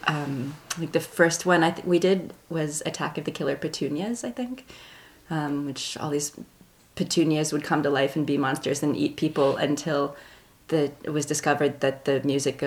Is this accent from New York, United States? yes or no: no; Canton, Ohio, United States; moved away as an adult; also born or lived in Milwaukee; now in Philadelphia, United States; I was born in Canton, Ohio on October 10th, 1972